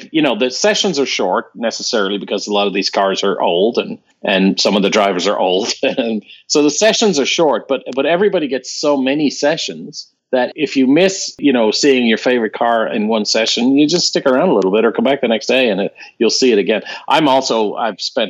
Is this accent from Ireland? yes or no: yes; Ireland; Growing up in Ireland, you know, in 1976, an Irishman